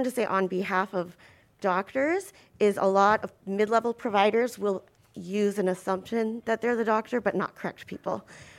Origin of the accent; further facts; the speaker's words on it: Boston, Massachusetts, United States; And, I'm from Boston.